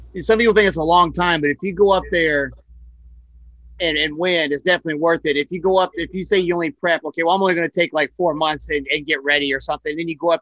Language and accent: English; West Jefferson, North Carolina, United States; now in Hawaii, United States; I'm from West Jefferson.